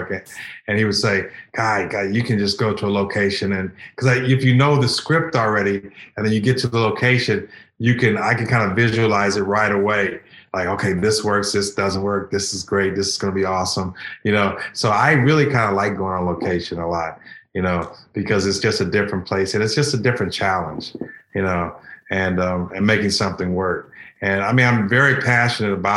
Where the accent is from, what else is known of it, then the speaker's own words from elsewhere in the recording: Pasadena or Altadena, California, United States; I grew up in Pasadena or Altadena